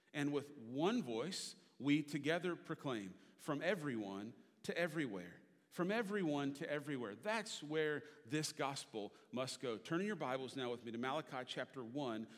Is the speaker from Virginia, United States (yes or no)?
yes; Richmond, Virginia, United States; I grew up in Richmond, Virginia